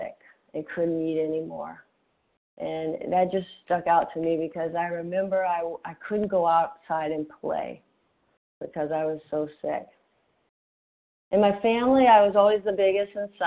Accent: Gulf Coast of Mississippi, United States; I grew up on the Gulf Coast of Mississippi, close to New Orleans, in a working-class

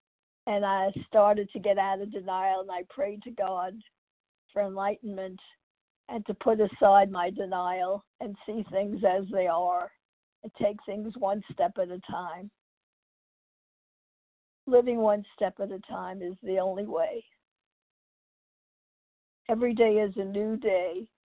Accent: New York, United States; also born or lived in California; now in Texas, United States; I'm from New York, California, and now I live in Texas.

